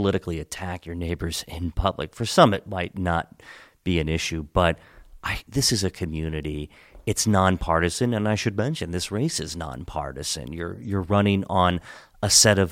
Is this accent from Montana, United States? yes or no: no; Hagerstown, Maryland, United States; I grew up in Hagerstown